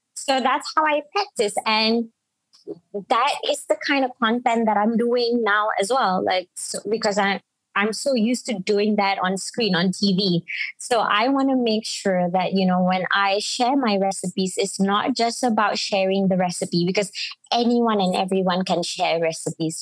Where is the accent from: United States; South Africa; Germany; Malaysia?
Malaysia; Penang; accent: Penang; speak with my Penang accent